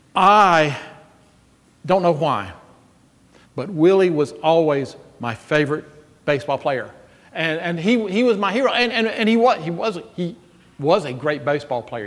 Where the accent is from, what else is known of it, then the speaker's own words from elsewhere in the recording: Jackson, Mississippi, United States; I am 12 years old, growing up in Jackson, Mississippi